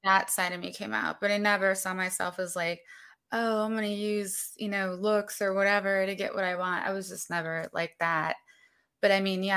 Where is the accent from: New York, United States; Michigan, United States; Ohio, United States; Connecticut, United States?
Ohio, United States; Berea; also born or lived in Chicago, Illinois; I actually grew up in Berea